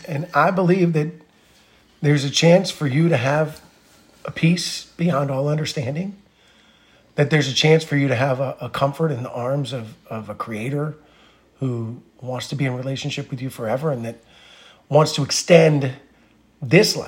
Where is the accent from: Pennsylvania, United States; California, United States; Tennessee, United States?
Pennsylvania, United States; Norristown; we're from Narstown